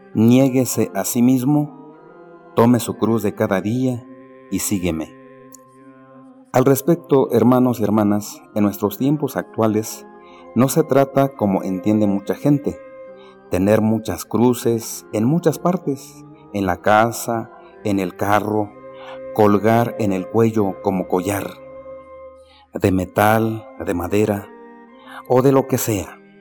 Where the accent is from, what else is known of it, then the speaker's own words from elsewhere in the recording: Jiquipilco, State of Mexico, Mexico; soy del pueblo de San Felipe y Santiago, Jiquipilco, México, y párroco del mismo pueblo